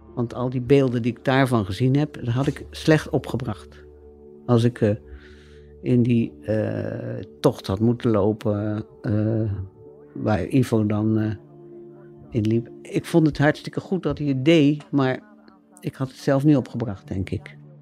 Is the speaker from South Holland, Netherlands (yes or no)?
yes; Rotterdam, South Holland, Netherlands; uit Rotterdam-Zuid kom en daar opgegroeid ben.